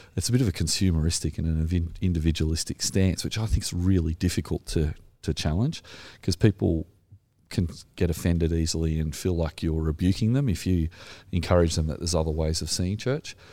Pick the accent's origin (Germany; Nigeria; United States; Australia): Australia; accent: Australian; my terrible Australian accent